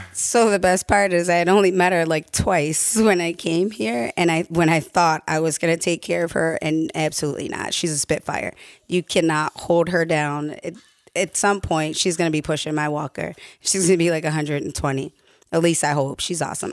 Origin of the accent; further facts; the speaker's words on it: Baltimore, Maryland, United States; moved away as an adult; I am originally from Baltimore, and I went to Baltimore Public Schools